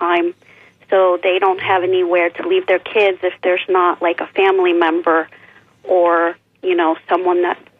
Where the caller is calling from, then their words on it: Clearwater, Florida, United States; from Clearwater.